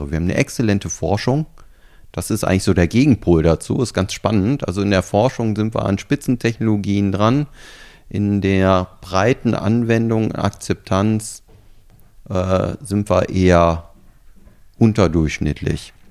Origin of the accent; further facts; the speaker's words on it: Germany; naja, ich komme ja aus Deutschland da können wir ja noch eine Menge von euch lernen.